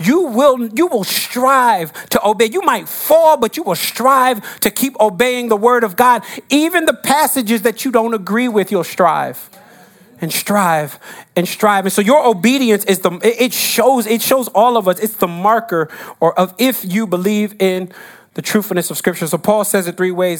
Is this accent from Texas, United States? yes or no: no; New Jersey, United States; now in New York, United States; I grew up in Jersey